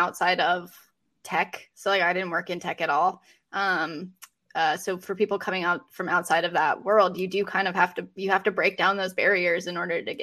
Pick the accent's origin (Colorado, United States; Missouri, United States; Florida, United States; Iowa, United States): Colorado, United States; moved away as an adult; now in Raleigh, United States; I live in Raleigh, North Carolina. I'm originally from Colorado